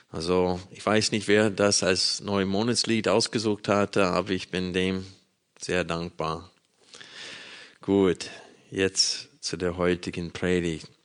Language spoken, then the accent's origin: German; Arkansas, United States; Ich bin in einer Baptistengemeinde in Arkansas groß geworden, äh, in den Südstaaten Amerikas.